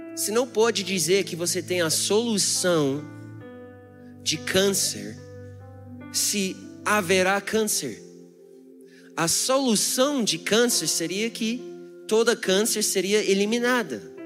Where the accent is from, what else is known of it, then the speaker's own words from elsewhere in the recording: United States; Portuguese is a second language; also born or lived in Brazil; now in Brasília, Brazil; Eu sou americano